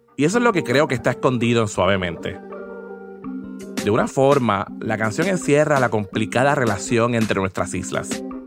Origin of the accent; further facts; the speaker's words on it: Puerto Rico; Como boricuas